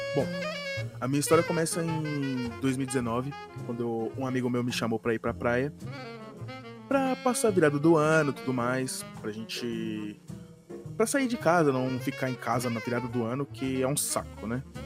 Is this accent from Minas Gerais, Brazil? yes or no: no; São Paulo, Brazil; tenho 22 anos, sou da zona sul de São Paulo